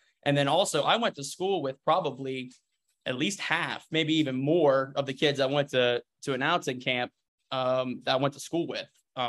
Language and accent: English; Shadyside, Ohio, United States; Well, actually, I'm from Shadyside. So it's like 2 miles. It's like right down the river.